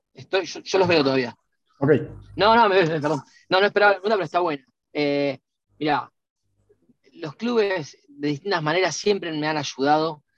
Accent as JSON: {"language": "Spanish", "town": "Rosario", "region": "Santa Fe", "country": "Argentina", "said": "yo soy de Rosario"}